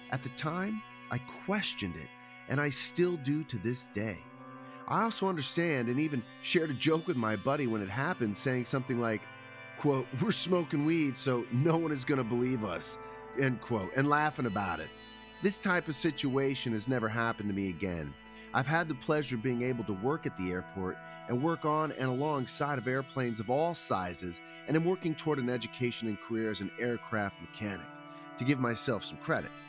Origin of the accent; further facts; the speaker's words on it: Arizona, United States; With one of the most famous UFO cases, the Phoenix Lights, being here in my home state, we thought we could have seen something beyond our comprehension.